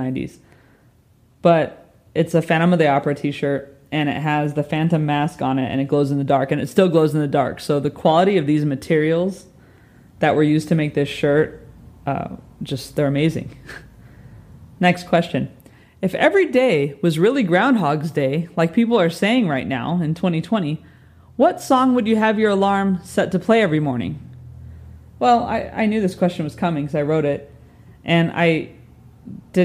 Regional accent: Southern California, United States; born or raised there; moved away as an adult; also born or lived in New York / Dallas; now in London, United Kingdom

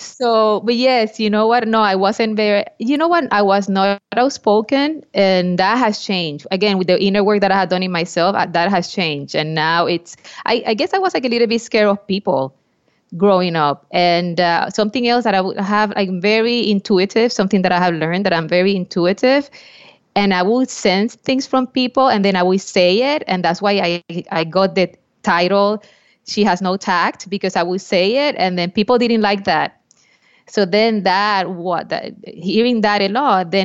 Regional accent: Puerto Rico; I was born in Puerto Rico

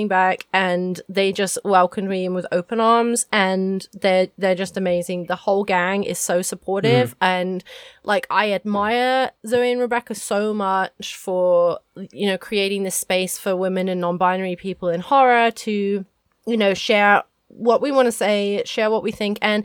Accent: England, United Kingdom; moved away as an adult; also born or lived in Cornwall / South Korea / Ho Chi Minh City, Vietnam; I had never left my hometown in England.

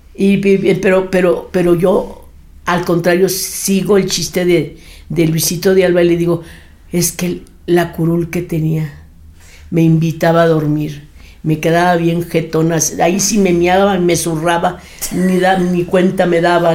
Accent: Torreón, Coahuila, Mexico; moved away; also born or lived in Monterrey, Nuevo León / Mexico City; yo soy nacida en Torreón, Coahuila.

